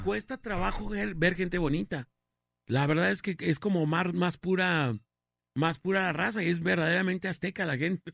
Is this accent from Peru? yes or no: no; Guadalajara, Jalisco, Mexico; yo soy de aquí de Guadalajara